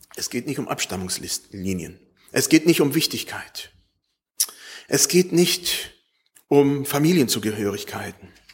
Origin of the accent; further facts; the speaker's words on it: Germany; wir als Deutsche